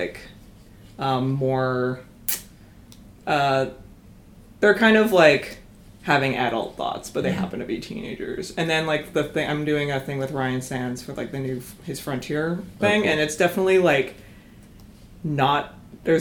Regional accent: Calgary, Alberta, Canada; moved away as an adult; also born or lived in Kingston, Ontario; I grew up in Calgary

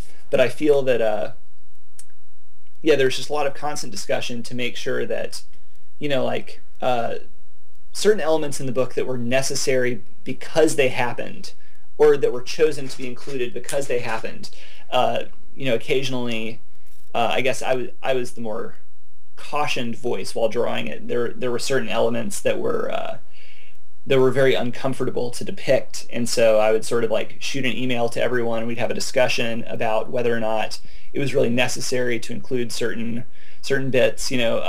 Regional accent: Arkansas, United States; also born or lived in Alabama / Mississippi; You know, I grew up in Arkansas, Alabama, Mississippi. My family's all from Mississippi.

